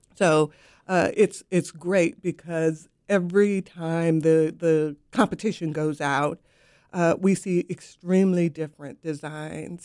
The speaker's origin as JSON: {"language": "English", "region": "West Coast", "country": "United States", "moved": "yes", "lives_now": "Raleigh, United States", "said": "I'm from the West Coast"}